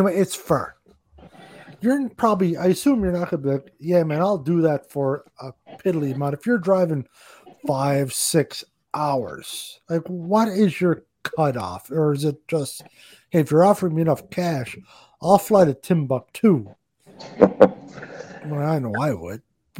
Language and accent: English; Canada; I'm Canadian.